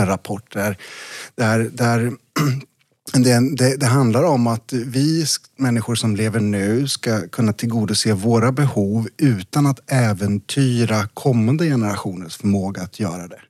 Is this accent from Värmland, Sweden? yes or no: yes; eastern Värmland, Sweden; På, på bruket i Öst, i Väst, i östra Värmland där jag växte upp